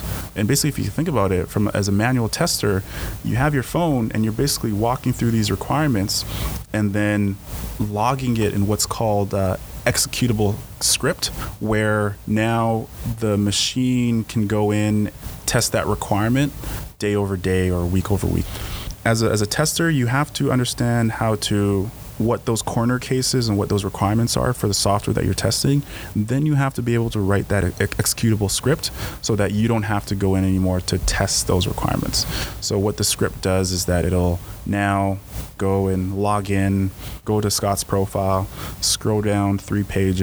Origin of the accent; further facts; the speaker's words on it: Edmonton, Alberta, Canada; I was from Alberta and from Edmonton